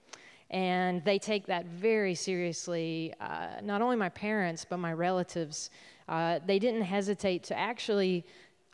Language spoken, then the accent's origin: English; Adel, Georgia, United States; moved away; my hometown of Adel, Georgia